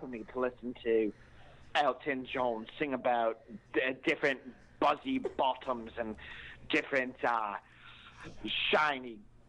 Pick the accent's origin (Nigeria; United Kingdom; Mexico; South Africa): United Kingdom; England; I work at Build-A-Bear. I'm from England.